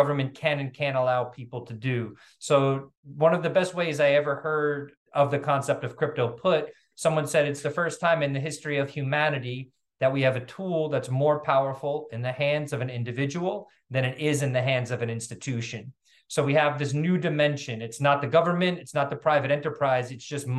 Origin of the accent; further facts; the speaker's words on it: New York City, New York, United States; also born or lived in Venezuela / Africa / Latin America; I'm from New York City